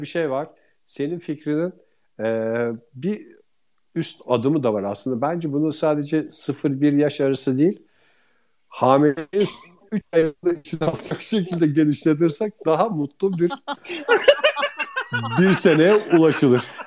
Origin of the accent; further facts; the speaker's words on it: İzmir, Turkey; biz İzmirliler olarak